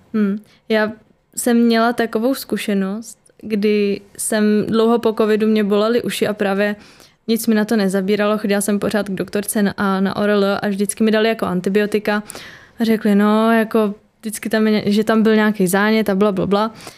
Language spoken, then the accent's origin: Czech; Liberec, Liberec Region, Czechia; moved away as an adult; now in Prague, Czech Republic; teď studuju v Praze a jsem původně teda z Liberce